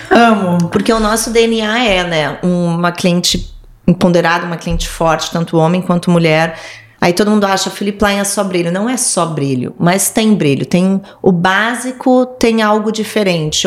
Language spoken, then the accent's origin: Portuguese; Rio Grande do Sul, Brazil; also born or lived in São Paulo / London / Milan / Shanghai; now in Rio de Janeiro, Brazil; É, sou gaúcha